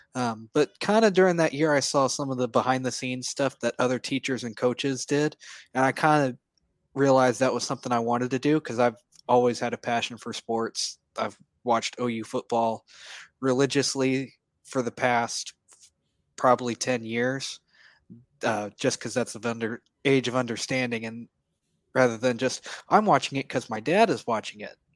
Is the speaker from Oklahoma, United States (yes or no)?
yes; Edmond, Oklahoma, United States; now in Norman, United States; I grew up in Edmond, Oklahoma, so just north of Oklahoma City.